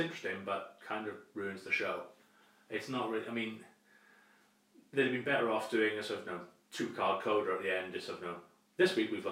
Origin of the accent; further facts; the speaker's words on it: United Kingdom; as a British student of medieval history